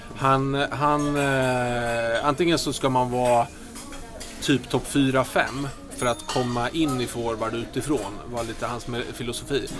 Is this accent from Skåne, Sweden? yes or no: no; Örebro, Örebro County, Sweden; moved away as an adult; also born or lived in Gävle; Lundby, där jag växte upp.